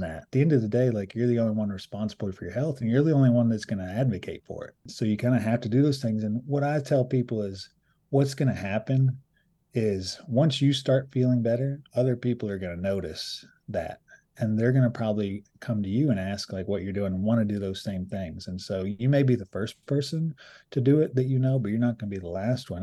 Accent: Appalachia, United States; a lot of us identify as Appalachian

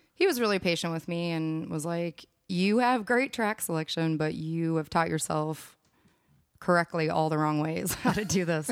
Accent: Minneapolis, Minnesota, United States; moved away as an adult; also born or lived in San Francisco; now in Austin, United States; growing up in Minneapolis

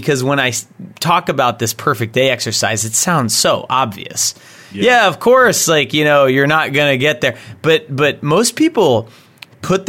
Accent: Texas, United States; now in Massachusetts, United States; I'm originally from Texas

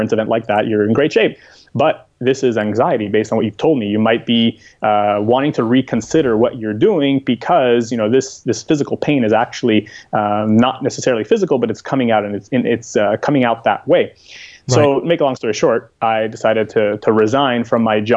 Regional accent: Montreal, Quebec, Canada; moved away as an adult; I am from Montreal, Canada, but these days you can find me pretty much a little bit everywhere.

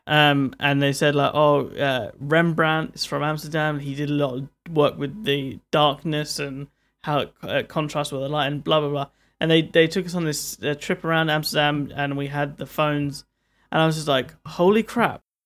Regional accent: London, United Kingdom; I'm from London

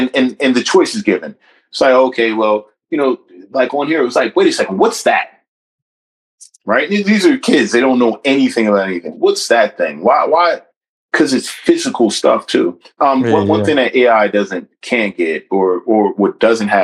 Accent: New Brunswick, New Jersey, United States; I'm born and raised in New Brunswick

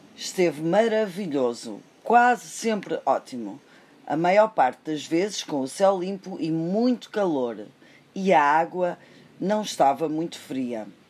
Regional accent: Aveiro, Centro, Portugal; de onde eu sou, de Aveiro

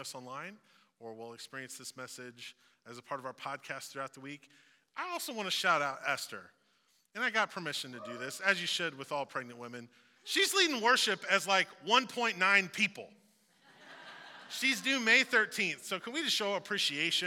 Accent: Missouri, United States; I moved around a little bit, but I've lived in Missouri my whole life. So I just say, you know, I'm from Missouri

